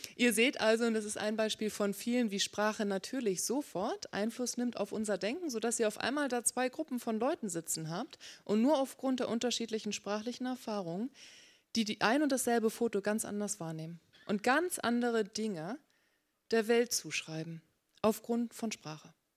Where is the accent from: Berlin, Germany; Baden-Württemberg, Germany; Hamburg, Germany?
Hamburg, Germany; moved away as an adult; now in Berkeley, United States; gebürtige Hamburgerin